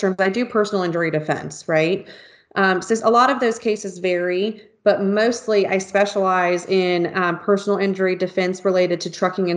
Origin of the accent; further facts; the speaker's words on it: California, United States; moved away; also born or lived in Honolulu, Hawaii; I grew up in California. So I am, started out as a West Coast girl